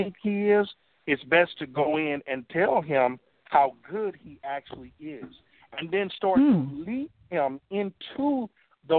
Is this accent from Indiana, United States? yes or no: no; Louisiana, United States; I grew up in Louisiana and I grew up in the country